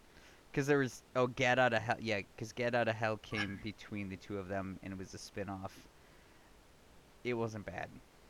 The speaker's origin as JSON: {"language": "English", "region": "Wisconsin", "country": "United States", "said": "I'm from Wisconsin, so technically, if it's after, like, I think 8 a.m. now, you're safe."}